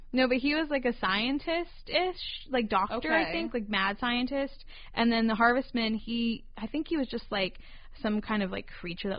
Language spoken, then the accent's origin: English; North Carolina, United States; Where I grew up in North Carolina